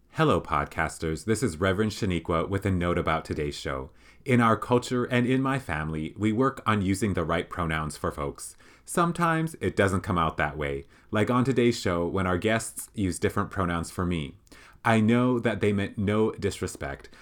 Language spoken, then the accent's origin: English; South Dakota, United States; I grew up in South Dakota